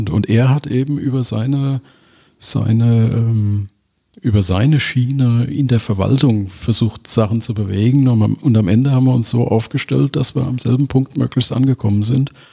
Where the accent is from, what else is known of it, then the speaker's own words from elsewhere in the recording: Mainz, Rhineland-Palatinate, Germany; Ich bin waschechter Mainzer bin in Mainz geboren, bin in Mainz äh, zur Schule gegangen, habe da Abitur gemacht